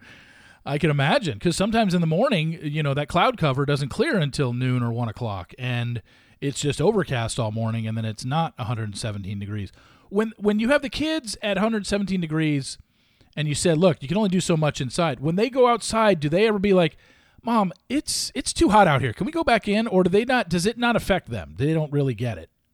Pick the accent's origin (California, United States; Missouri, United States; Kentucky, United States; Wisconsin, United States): California, United States; Los Alamitos; moved away; I loved growing up in Southern California, and I was in North Orange County.